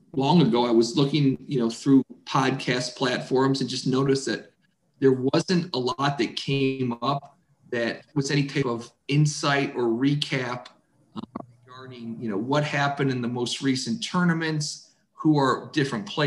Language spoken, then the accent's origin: English; Toledo, Ohio, United States; growing up in Toledo